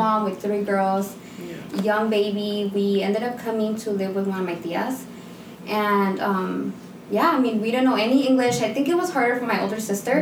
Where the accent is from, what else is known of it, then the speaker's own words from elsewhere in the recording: United States; also born or lived in Guatemala; I was born here